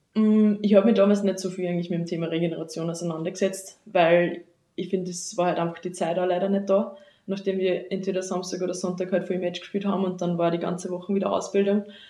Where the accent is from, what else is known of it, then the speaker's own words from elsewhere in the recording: Seitenstetten, Lower Austria, Austria; moved away as an adult; now in Vienna, Austria; ich komme aus Bezirk am Amstetten, genauer gesagt aus Seitenstetten, wohne jetzt aber schon seit mittlerweile fünf Jahren in Wien